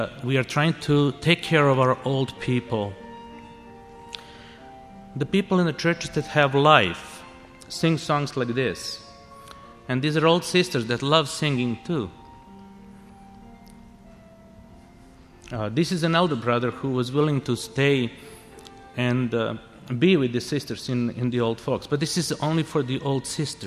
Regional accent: Serbia; now in Canada; this is my hometown

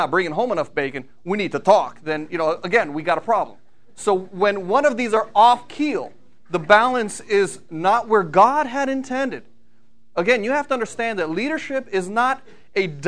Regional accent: Brunswick Hills, Ohio, United States; I come from Brunswick Hills, Ohio

